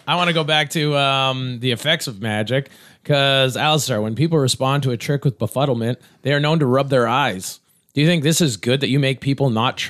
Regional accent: Canada; I'm Canadian

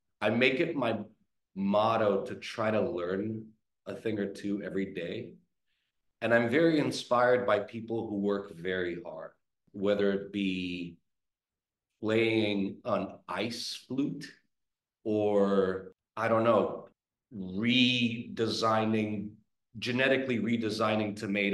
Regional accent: Romania; moved away; I grew up in Romania

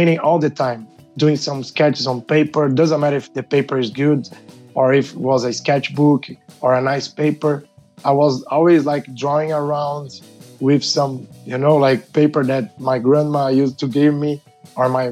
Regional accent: São Paulo, Brazil; I'm from Brazil, São Paulo, one of the biggest cities in the world

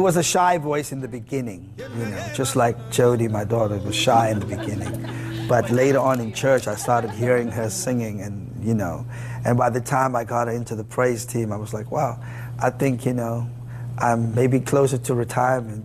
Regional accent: South Africa; now in United States; I'm a South African guy who, by the grace of God, He blessed me and my family to be here in the United States

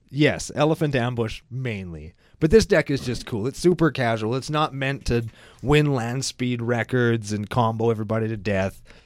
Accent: Saskatchewan, Canada; we're from Saskatchewan

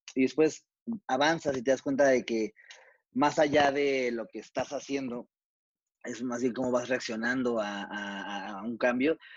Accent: Mexico

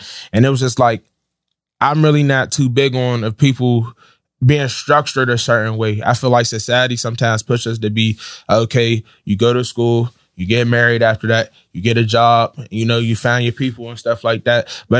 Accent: Pittsburgh, Pennsylvania, United States; No, I'm from Pittsburgh. Yeah. Okay. I'm from Garfield.

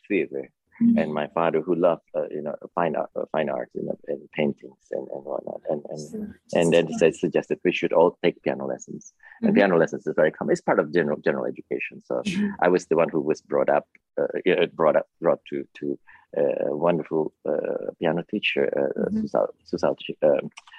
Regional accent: Bandung, West Java, Indonesia; now in New York, United States; I grew up in a city of called Bandung, named Bandung. It's about 100 miles south of Jakarta

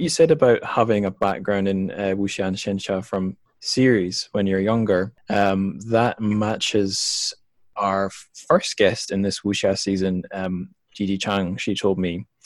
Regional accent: Scotland, United Kingdom; moved away as an adult; also born or lived in China; home to my home country of Scotland

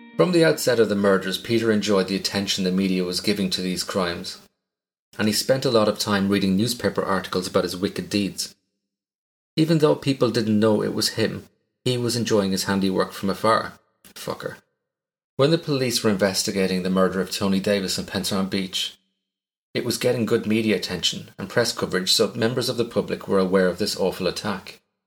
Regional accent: Ireland; As an Irishman, my pronunciation of some of your towns is going to be woeful.

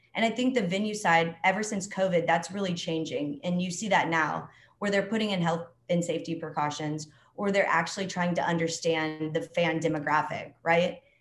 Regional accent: Dallas, Texas, United States; moved away as an adult; also born or lived in Alabama; now in Atlanta, United States; I'm from Dallas, Texas, originally.

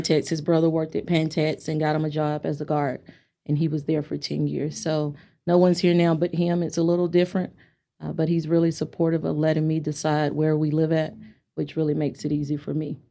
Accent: Amarillo, Texas, United States; I'm from Amarillo, I'm from A C and W T

